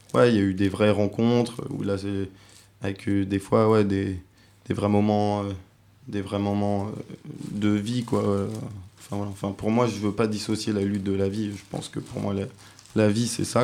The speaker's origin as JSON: {"language": "French", "country": "France", "said": "je suis français"}